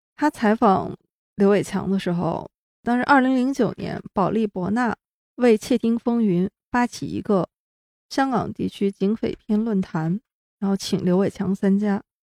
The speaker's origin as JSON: {"language": "Chinese", "country": "China", "said": "我作为一个中国大陆的观众"}